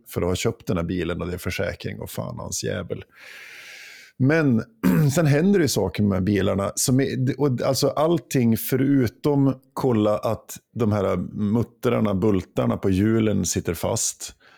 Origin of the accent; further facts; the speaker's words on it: Jämtland, Sweden; moved away; När jag var hemma i Jämtland